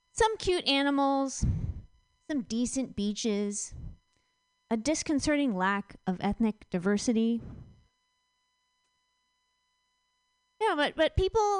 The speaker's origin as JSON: {"language": "English", "region": "Virginia", "country": "United States", "said": "I'm from Virginia"}